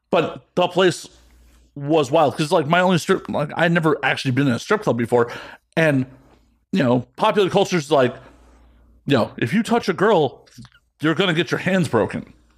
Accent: Chicago, Illinois, United States; moved away as an adult; I'm originally from Chicago

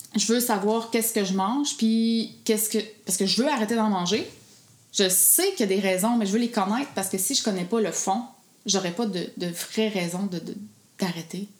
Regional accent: Gaspésie, Quebec, Canada; je viens de la Gaspésie

